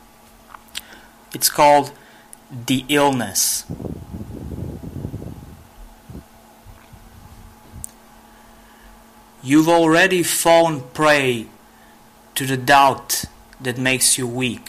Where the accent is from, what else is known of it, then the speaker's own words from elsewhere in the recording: Niš, Serbia; I'm a poet from Serbia.